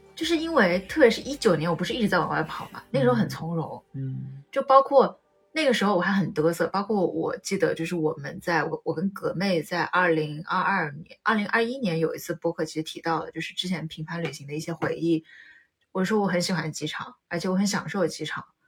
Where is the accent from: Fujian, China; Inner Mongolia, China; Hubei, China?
Hubei, China; Wuhan; 作为一个武汉人